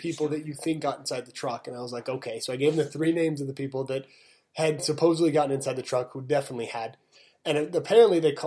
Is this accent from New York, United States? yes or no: no; Utah, United States; also born or lived in Las Vegas / Arizona; We're from Utah